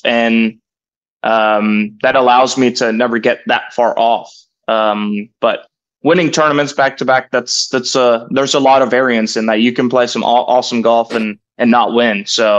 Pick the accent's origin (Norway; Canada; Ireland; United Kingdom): Norway; now in Stillwater, United States; You know, me growing up in Norway, this is home away from home. Been here for over 7 years now